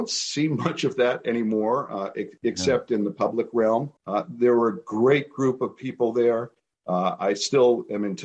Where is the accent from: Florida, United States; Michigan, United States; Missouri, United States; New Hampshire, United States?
New Hampshire, United States; moved away as an adult; also born or lived in Massachusetts / California / San Francisco Bay Area / Western Colorado; my background is that I grew up in New Hampshire, and I live in New Hampshire now